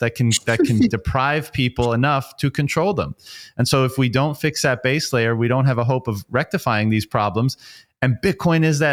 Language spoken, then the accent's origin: English; Canada; I grew up in Canada